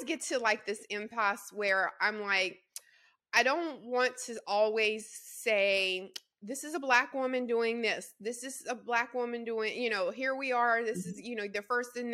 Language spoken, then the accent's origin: English; Louisiana, United States; I'm a Southerner, also Louisiana girl